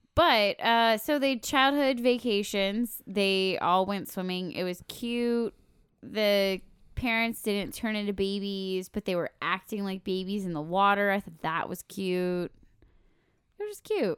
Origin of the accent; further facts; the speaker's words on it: Minnesota, United States; We're, we're from Minnesota